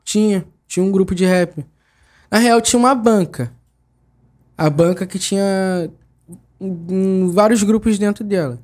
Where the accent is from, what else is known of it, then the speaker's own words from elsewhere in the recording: Rio de Janeiro, Brazil; sou do Jardim Bangu